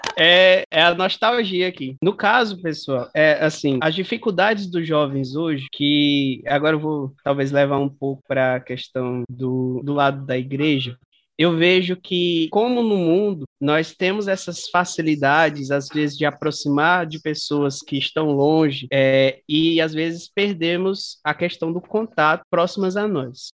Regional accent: Araguaína, Tocantins, Brazil; sou nascida e crescida aí de Araguaína, Tocantins

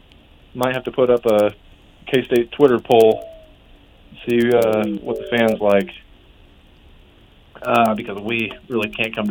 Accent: Manhattan, Kansas, United States; I'm born and raised in Manhattan, Kansas.

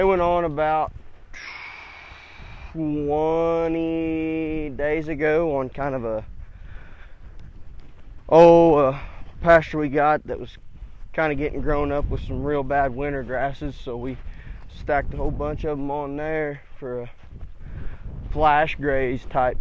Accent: Northern Oklahoma, United States; I'm from Northern Oklahoma

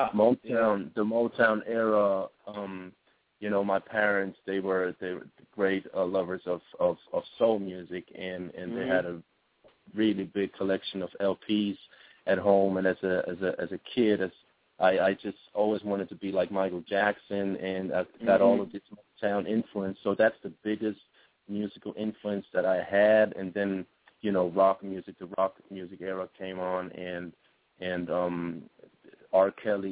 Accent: Switzerland; My home base is a beautiful country. But it's very small.

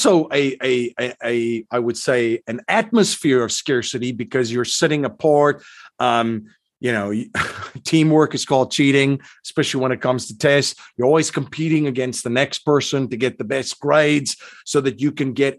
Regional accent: South Africa; I grew up in South Africa

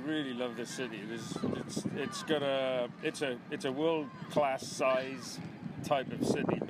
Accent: Wales, United Kingdom; moved away as an adult; also born or lived in Washington, D.C. / New Orleans; now in Hinsdale, United States; I live in Hinsdale, just outside Chicago, but I'm originally from Wales.

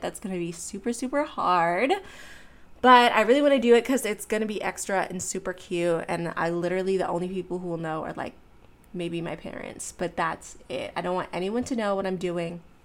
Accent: Pittsburgh, Pennsylvania, United States; moved away; I'm from Pittsburgh

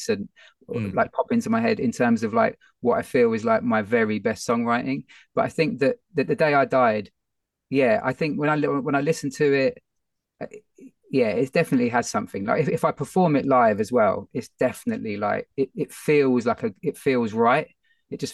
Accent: London, United Kingdom; it's my hometown.

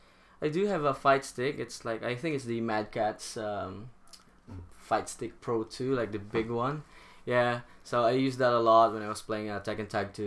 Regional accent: Philippines; moved away as an adult; also born or lived in Singapore; I'm from the Philippines.

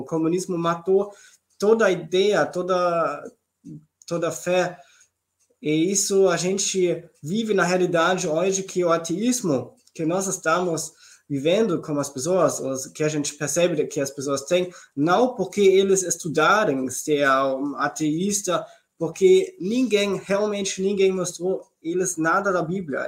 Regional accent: Southern Germany, Germany; Portuguese is a second language; moved away as an adult; also born or lived in Heidelberg region, Germany / Brazil; now in Schwerin, Germany; eu cresci, nasci na Alemanha do Sul

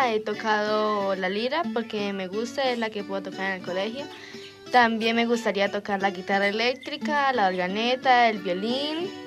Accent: Charalá, Santander, Colombia; tengo 12 años. Soy de Charalá. Vivo en el barrio José Antonio Galán.

